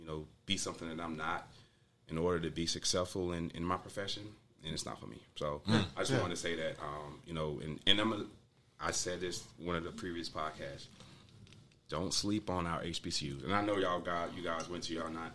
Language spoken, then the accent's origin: English; Wilson, North Carolina, United States; a young man growing up in Wilson, North Carolina